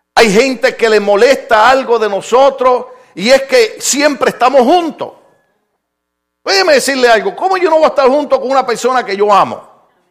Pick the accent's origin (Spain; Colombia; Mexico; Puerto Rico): Puerto Rico; moved away; Mire, mire, en mi país, en mi país, esto, esto es bien problemático